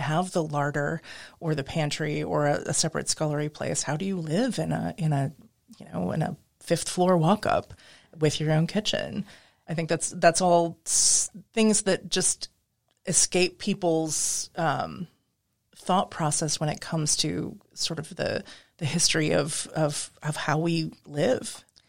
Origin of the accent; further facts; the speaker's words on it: Midwest, United States; moved away as an adult; also born or lived in New England / Pacific Northwest; now in New Orleans, United States; I grew up in the Midwest